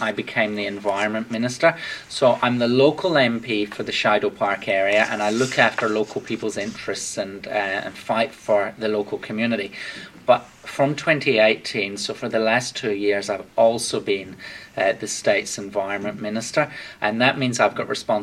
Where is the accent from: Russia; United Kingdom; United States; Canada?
United Kingdom; southwest coast of Scotland; moved away as an adult; now in Hallett Cove, Australia; I grew up on a farm in the southwest coast of Scotland and I moved here when I was 17